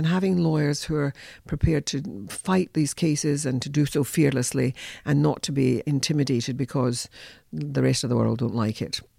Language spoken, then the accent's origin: English; Scotland, United Kingdom; You can hear my voice and so on. I'm a Scot. I'm a Scot of Irish origins. My grandparents were Irish.